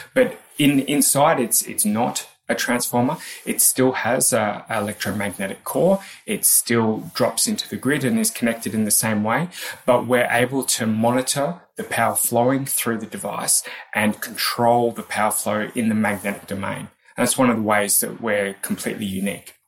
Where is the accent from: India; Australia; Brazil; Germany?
Australia; accent: Australian; moved away as an adult; now in United Kingdom; I am indeed an Australian.